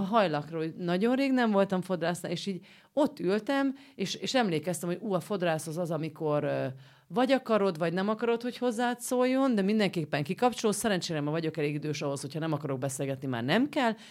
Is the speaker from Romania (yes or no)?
yes; Romania; now in Budapest, Hungary; én Romániából Budára jutottam el szülni